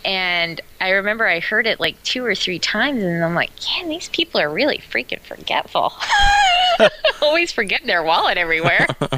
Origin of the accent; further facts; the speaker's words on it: Omaha, Nebraska, United States; I grew up in Omaha, Nebraska.